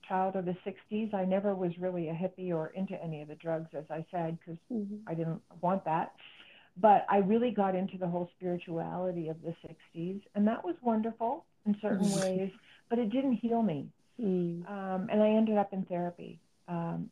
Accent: New Jersey, United States; now in New Mexico, United States; I grew up in New Jersey

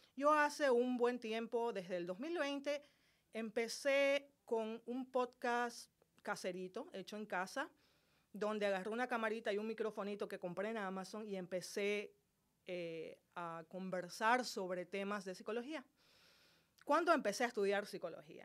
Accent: Santa Cruz de la Sierra, Santa Cruz, Bolivia; Yo soy boliviana, nací en la ciudad de Santa Cruz, Bolivia

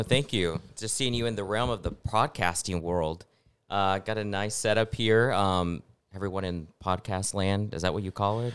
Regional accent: Snyder, Texas, United States; also born or lived in Lubbock, Texas; now in San Antonio, United States; I'm from Snyder, Texas

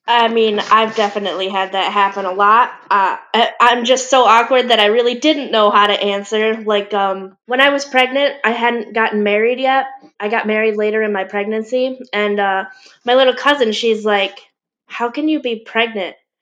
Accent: Michigan, United States; I'm from Michigan, which is in the United States

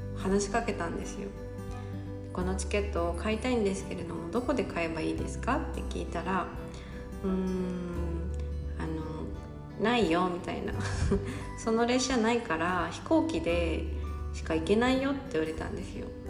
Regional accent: Gifu, Japan; 私の出身地の岐阜県は

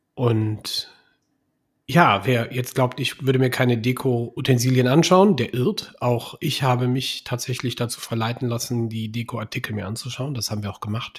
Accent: Bergisch Gladbach, North Rhine-Westphalia, Germany; now in Engelskirchen, Germany; Ich komme aus Bergisch Gladbach, bin in Bergisch Gladbach geboren und ich liebe diese Stadt.

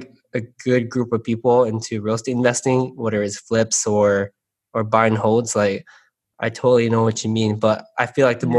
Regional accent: San Gabriel, California, United States; growing up in San Gabriel, like we're always very sheltered.

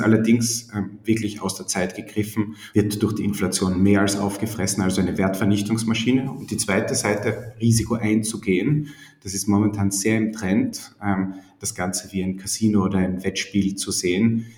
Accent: Styria, Austria; moved away as an adult; also born or lived in Vienna; Ich komme eigentlich aus der Steiermark, habe dann in Wien studiert

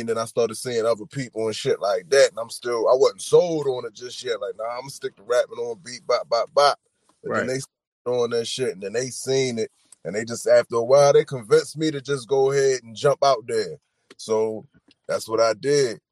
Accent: Baltimore, Maryland, United States; I'm from Baltimore

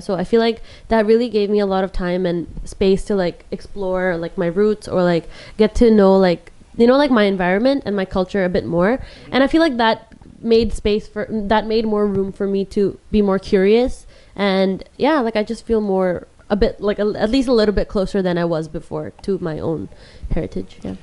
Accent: Hong Kong; I was born and raised in Hong Kong

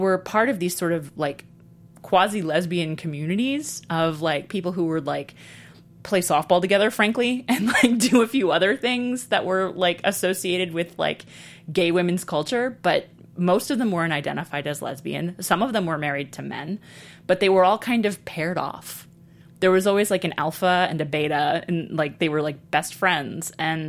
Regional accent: New York City, New York, United States; I was really horrified that I grew up in New York City in the 80s

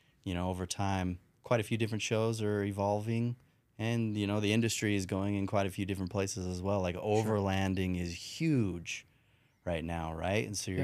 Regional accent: Salt Lake City, Utah, United States; born there; also born or lived in Rancho Cucamonga, California; So, born in Utah.

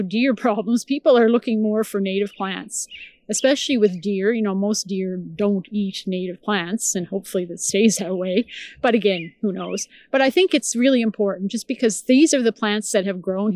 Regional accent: Nova Scotia, Canada; now in Victoria, Canada; I grew up in the Maritimes. I grew up in Nova Scotia

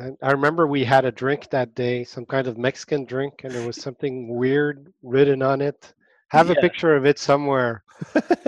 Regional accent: Montreal, Quebec, Canada; born or raised there

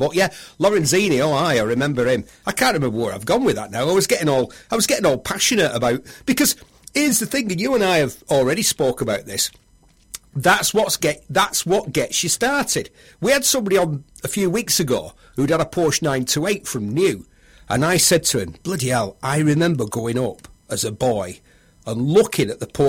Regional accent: Bury, North West England, United Kingdom; accent: Lancashire; I'm a Bury lad

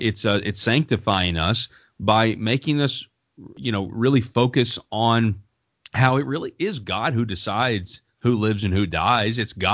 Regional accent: Colorado, United States; the governor of my home state of Colorado

